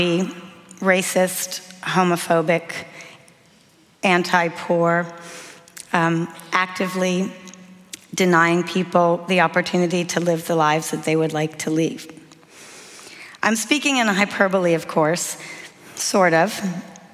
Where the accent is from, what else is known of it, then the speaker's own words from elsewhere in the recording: United States; I'm American